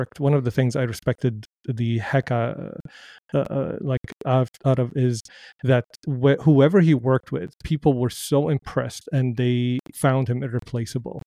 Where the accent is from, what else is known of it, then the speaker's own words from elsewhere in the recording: Damascus, Damascus Governorate, Syria; moved away; I grew up in Damascus, Syria.